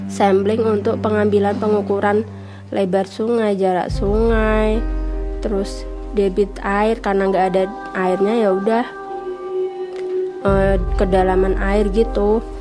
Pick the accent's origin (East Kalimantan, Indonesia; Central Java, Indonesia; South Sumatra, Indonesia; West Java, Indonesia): Central Java, Indonesia; Pati; Saya berasal dari Pati